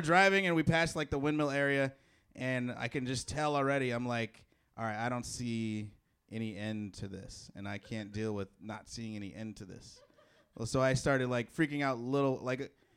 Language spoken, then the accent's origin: English; Chicago, Illinois, United States; moved away; I'm from Chicago.